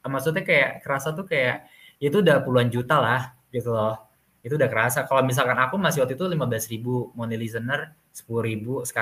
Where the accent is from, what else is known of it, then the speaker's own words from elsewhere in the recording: Bogor, West Java, Indonesia; now in Yogyakarta, Indonesia; aku tuh bukan orang Jogja aku orang Bogor mm-hmm. aku kuliah di Jogja